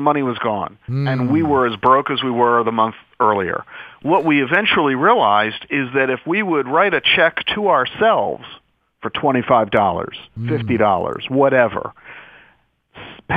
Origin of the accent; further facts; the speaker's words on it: United States; being an American